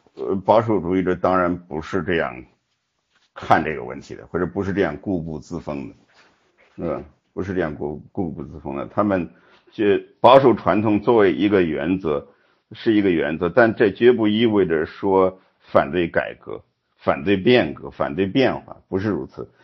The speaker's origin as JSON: {"language": "Chinese", "country": "China", "said": "我们中国人"}